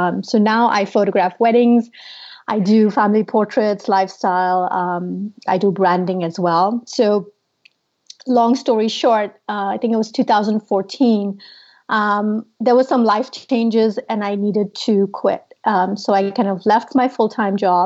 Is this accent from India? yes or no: yes; India; moved away as an adult; now in United States; I'm originally from India